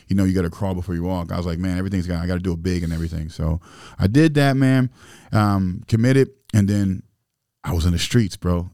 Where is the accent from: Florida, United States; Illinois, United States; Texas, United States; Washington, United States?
Illinois, United States; Springfield; I grew up in Springfield, Illinois, and, you know, and we didn't have much